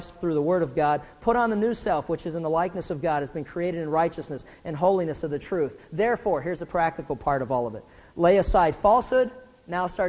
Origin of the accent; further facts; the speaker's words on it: Pittsburgh, Pennsylvania, United States; when I was growing up in Pittsburgh